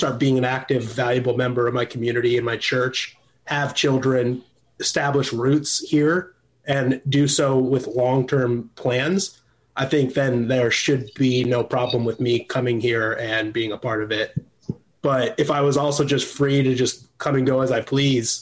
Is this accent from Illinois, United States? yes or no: yes; Illinois, United States; also born or lived in California; now in Nashville, United States; So I'm originally from Illinois. I lived in California for 10 years. Now I'm in Tennessee